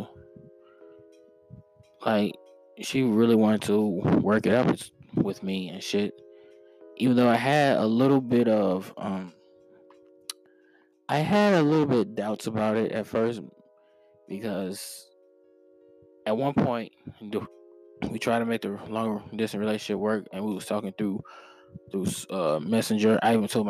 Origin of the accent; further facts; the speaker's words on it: Missouri, United States; I'm from Missouri